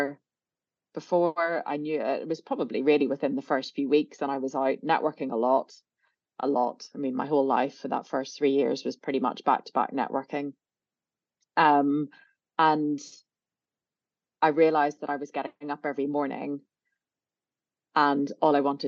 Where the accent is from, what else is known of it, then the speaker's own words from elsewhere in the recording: Belfast, Northern Ireland, United Kingdom; moved away; I grew up in Belfast in a sort of pretty middle of the road, middle class family background